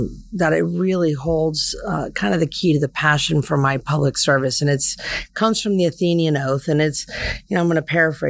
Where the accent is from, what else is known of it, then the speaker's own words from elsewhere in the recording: Vero Beach, Florida, United States; also born or lived in Tallahassee, Florida; now in Broward County, United States; I grew up in Vero Beach, went up to FSU as a Seminole. I stayed in Tallahassee for 20 years.